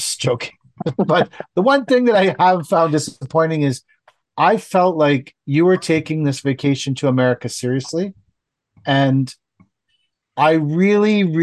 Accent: Canada; I'm from Canada

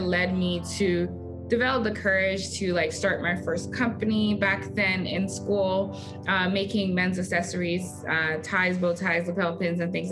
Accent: Nigeria; moved away as an adult; also born or lived in Houston, Texas; now in United States; I am an immigrant. I moved to US from my home country, Nigeria, for college, and I've lived here ever since

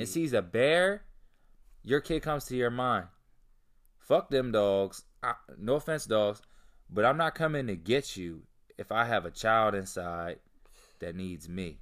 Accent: Delaware, United States; also born or lived in Philadelphia; The most amount of homeless people I've ever seen in my life growing up in Delaware

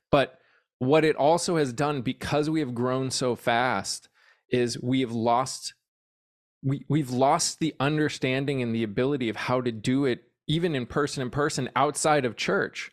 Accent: New England, United States; moved away as an adult; now in Texas, United States; I grew up in the Northeast

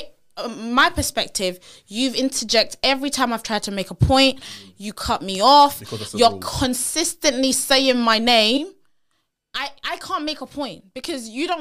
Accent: Nigeria; I'm a Nigerian girl

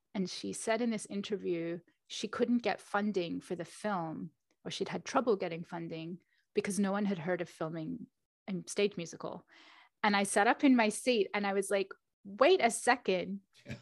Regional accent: Australia; moved away as an adult; also born or lived in London; I was born in Australia

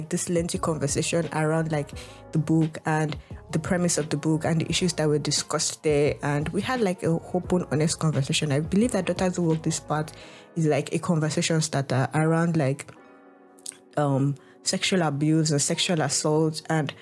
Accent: Lagos, Nigeria; my experience in Nigeria, or growing up African at that point in time, or growing up in Nigeria, or living as a middle class in a middle class family in like Lagos

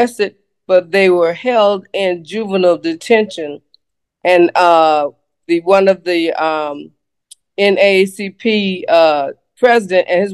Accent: Greenville, South Carolina, United States; I was born in Greenville, South Carolina, mm-hmm. on the southern side of town.

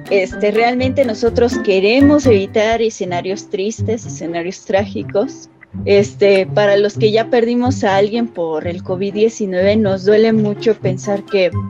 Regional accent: Mexico; Como buenos mexicanos

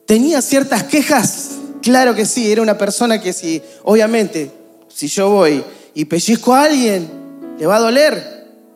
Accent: Argentina; A nosotros nos encantaría como argentinos vivir en un país estable.

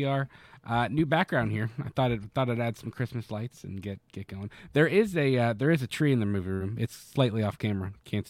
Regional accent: Florida, United States; now in Kentucky, United States; I will speak bad on my home state. Florida is full of crackheads.

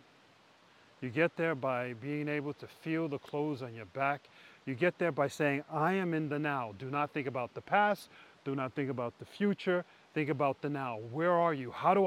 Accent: New York City, New York, United States; moved away as an adult; now in Norway; growing up in New York City

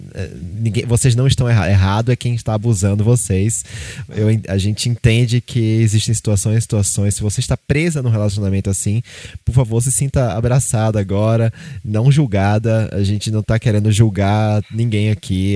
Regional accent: Recife, Pernambuco, Brazil; moved away; lá em Recife, lá na minha, na minha terra

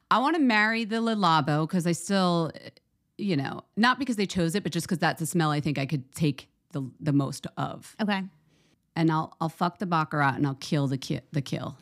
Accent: Philadelphia, Pennsylvania, United States; the suburbs of Philadelphia

